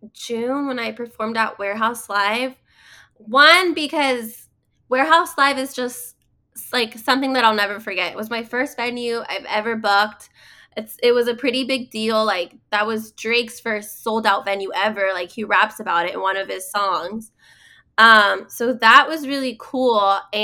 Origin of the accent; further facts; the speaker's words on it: Mexico; I'm from Mexico, and in Mexico we do cumbia